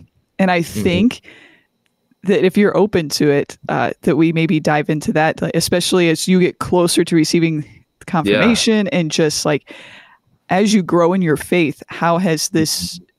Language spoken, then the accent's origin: English; Ohio, United States; moved away; So went back to the good old great state of Ohio. I'm from Ohio, Tristan.